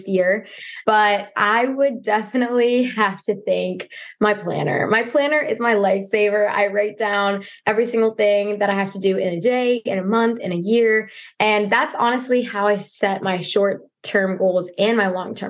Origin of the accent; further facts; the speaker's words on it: Florida, United States; also born or lived in New York; we moved to Florida.